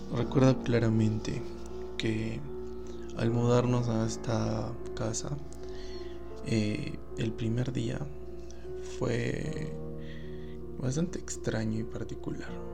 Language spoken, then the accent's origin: Spanish; Arequipa, Peru; queda en la ciudad de Arequipa y se conoce como Socabaya. Eh, bueno, este distrito es bien grande y yo vivía en la parte de San Martín de Socabaya